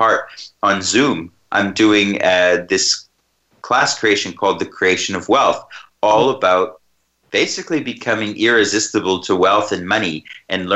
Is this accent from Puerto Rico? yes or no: no; Canada; my hometown in Canada where I grew up